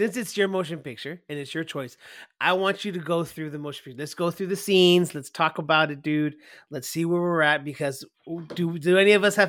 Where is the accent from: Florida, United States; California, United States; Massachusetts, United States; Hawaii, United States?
Hawaii, United States; born there; If anybody doesn't know, I was born in Hawaii.